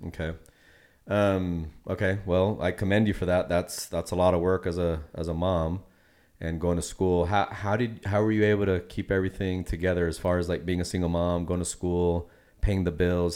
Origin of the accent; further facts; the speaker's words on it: Puerto Rico; Fellow Boricua